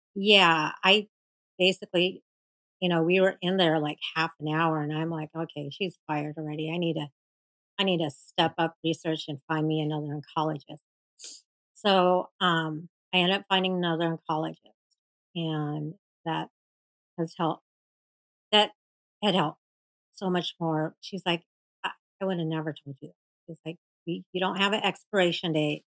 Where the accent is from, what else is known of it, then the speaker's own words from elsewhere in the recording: Seattle, Washington, United States; I'm from Seattle, Washington.